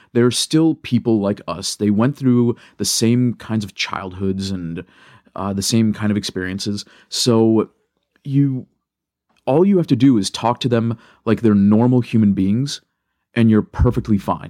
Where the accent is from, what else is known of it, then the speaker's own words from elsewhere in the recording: Michigan, United States; I love Michigan and I love, uh, being from here.